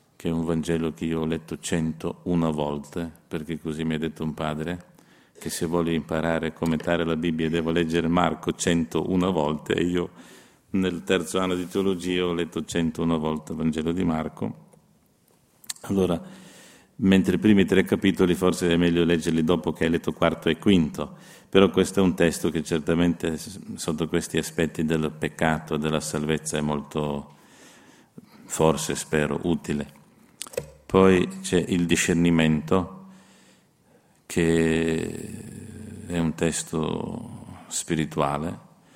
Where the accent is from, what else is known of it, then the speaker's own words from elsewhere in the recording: Slovenia; Io sono uno sloveno